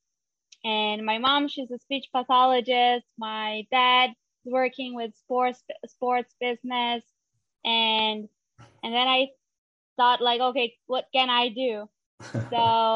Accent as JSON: {"language": "English", "region": "São Paulo", "country": "Brazil", "moved": "as an adult", "lives_now": "Israel", "said": "I'm originally from Brazil. I am from São Paulo. And I moved to Israel almost 3 years ago"}